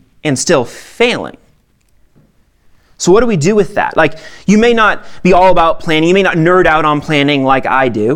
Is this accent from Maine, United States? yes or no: yes; Maine, United States; now in Lone Tree, Colorado, United States; I'm from Maine, okay? I grew up in a town of 9,000